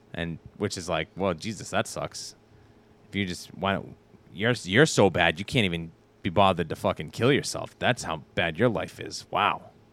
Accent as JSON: {"language": "English", "country": "United States", "said": "I'm a Amer-, I'm an American"}